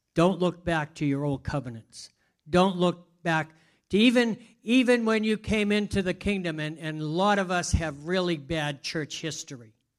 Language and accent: English; Boston, Massachusetts, United States; I'm Bostonian, so it's easy for me to lose letters.